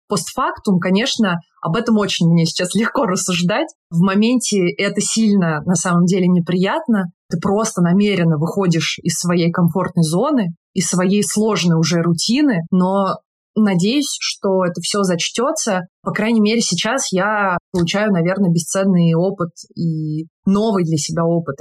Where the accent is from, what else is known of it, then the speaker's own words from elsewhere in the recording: Tula, Tula Oblast, Russia; moved away as an adult; Я из Тулы, недалеко от Москвы.